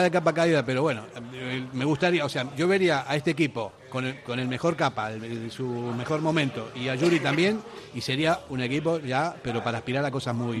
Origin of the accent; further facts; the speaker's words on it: Argentina; now in Basque Country, Spain; Llevo 43 años aquí, pero sigo siendo argentino